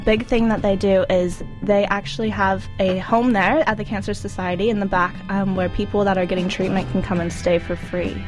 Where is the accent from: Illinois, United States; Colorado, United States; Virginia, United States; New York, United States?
Colorado, United States; now in New Zealand; I'm from Colorado